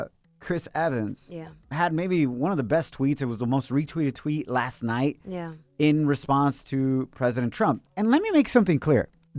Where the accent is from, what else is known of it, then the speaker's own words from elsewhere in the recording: Ocotlán, Jalisco, Mexico; moved away; when I grew up in Mexico, in Ocotlán, Jalisco